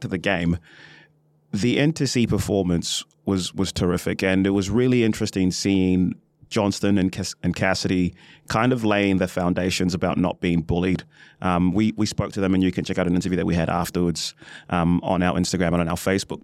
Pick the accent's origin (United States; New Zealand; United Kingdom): New Zealand; as a New Zealander